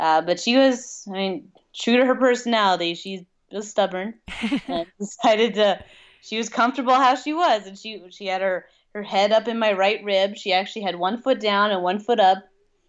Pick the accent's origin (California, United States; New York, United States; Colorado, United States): Colorado, United States; But we're originally from Colorado, and it's not too much different here than it is in Colorado.